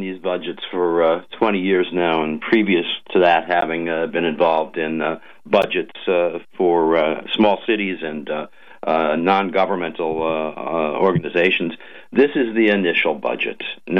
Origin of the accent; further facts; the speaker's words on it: Green Bay, Wisconsin, United States; now in Long Island, United States; my hometown team from where I grew up, the Green Bay Packers.